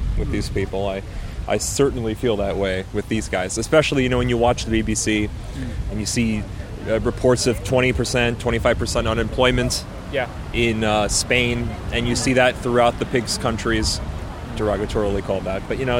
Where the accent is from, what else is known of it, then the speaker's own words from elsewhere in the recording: United States; moved away; I'm American, true blue.